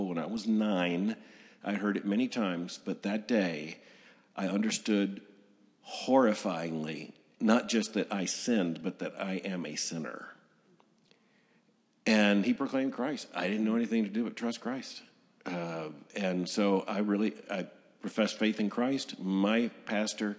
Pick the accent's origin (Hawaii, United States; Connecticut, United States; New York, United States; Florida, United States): Florida, United States; Lakeland; I was born in 1959 in Lakeland, Florida